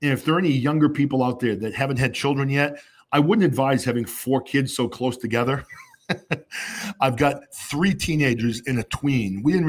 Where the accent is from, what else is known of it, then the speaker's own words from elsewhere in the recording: New Hampshire, United States; I grew up in New Hampshire, you know, lower middle class family. We didn't have a lot of money.